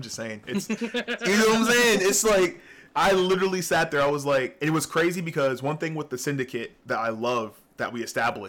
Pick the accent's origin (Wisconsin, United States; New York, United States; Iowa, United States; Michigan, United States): New York, United States; accent: northern; now in Georgia, United States; I wasn't born in Georgia. Really? No. I was born in New York.